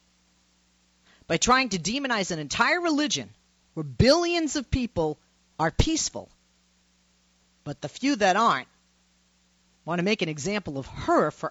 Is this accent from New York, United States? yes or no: no; Boston, Massachusetts, United States; moved away; I'm from Boston